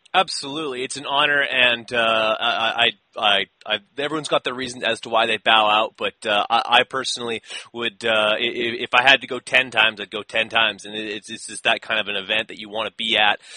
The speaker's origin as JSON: {"language": "English", "country": "Canada", "said": "I'm Canadian"}